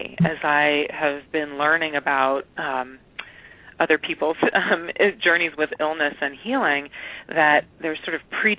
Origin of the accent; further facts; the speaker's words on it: Eugene and Portland, Oregon, United States; moved away; also born or lived in San Francisco / Brazil; I grew up in Oregon, up in Eugene and in Portland.